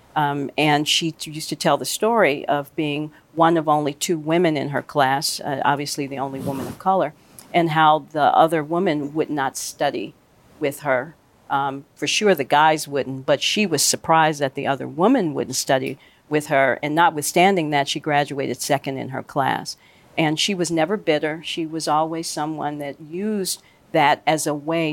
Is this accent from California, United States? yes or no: no; Chicago, Illinois, United States; I grew up in Chicago.